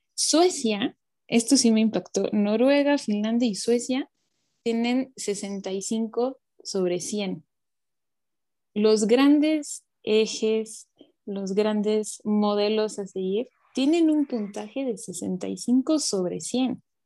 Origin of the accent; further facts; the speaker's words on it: Mexico; nosotros como mexicanos o latinoamericanos